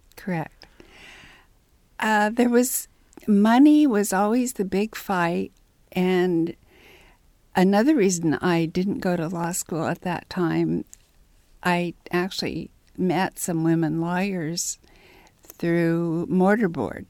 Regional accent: Ellettsville, Indiana, United States; moved away as an adult; also born or lived in Bloomington, Indiana; at age five, we moved to Route Route one, Ellittsville. And I went through the Ellittsville schools.

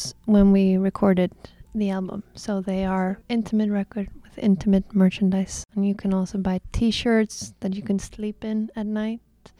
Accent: Iceland; moved away; also born or lived in Copenhagen; I'm from Iceland

